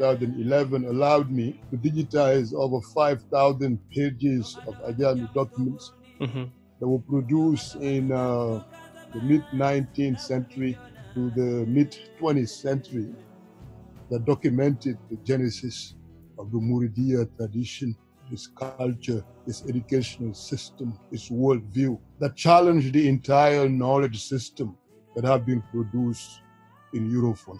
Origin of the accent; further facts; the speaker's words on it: Senegal; moved away; I am from Senegal